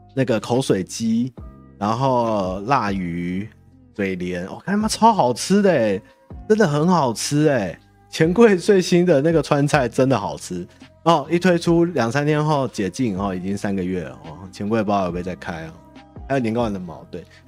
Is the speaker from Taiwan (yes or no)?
yes; Taiwan; 我们台湾人